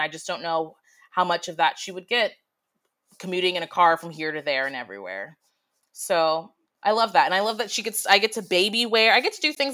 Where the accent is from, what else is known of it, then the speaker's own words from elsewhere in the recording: United States; moved away as an adult; now in Budapest, Hungary; Me being the American woman